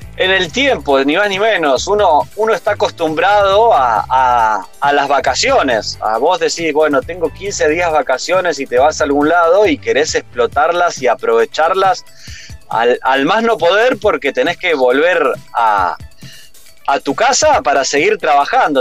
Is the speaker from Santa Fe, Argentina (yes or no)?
yes; Rosario, Santa Fe, Argentina; moved away as an adult; nosotros hace ya casi siete años que salimos de Rosario